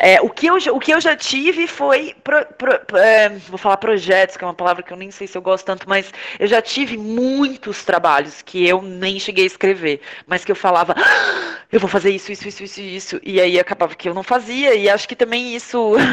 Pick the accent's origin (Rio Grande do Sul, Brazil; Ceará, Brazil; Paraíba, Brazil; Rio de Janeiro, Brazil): Rio Grande do Sul, Brazil; Porto Alegre; now in São Paulo, Brazil; eu sou de Porto Alegre, moro em São Paulo